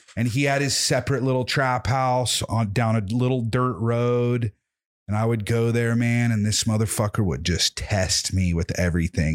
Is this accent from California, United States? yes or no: yes; Whittier, California, United States; also born or lived in Templeton, California; I was born in Whittier, not too far from here